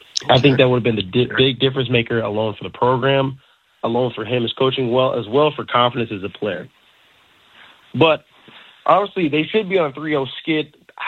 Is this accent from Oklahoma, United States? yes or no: no; North Carolina, United States; I grew up in North Carolina.